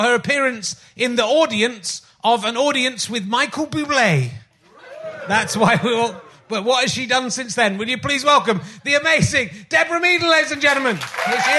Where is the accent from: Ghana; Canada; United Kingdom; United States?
United Kingdom; Somerset, South West England; I'm also from Somerset